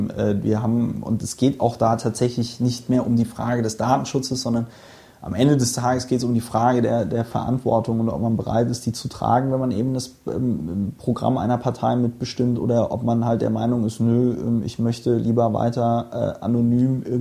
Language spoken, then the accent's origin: German; Bonn, North Rhine-Westphalia, Germany; also born or lived in Palatinate; Ich bin, ich bin in Bonn aufgewachsen.